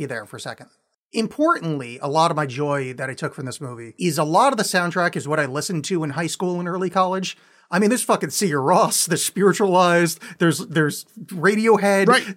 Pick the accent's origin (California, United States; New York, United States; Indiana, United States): New York, United States; outside of; I grew up outside of New York